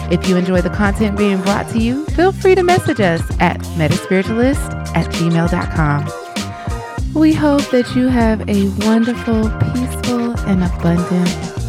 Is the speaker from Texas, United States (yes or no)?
no; Arkansas, United States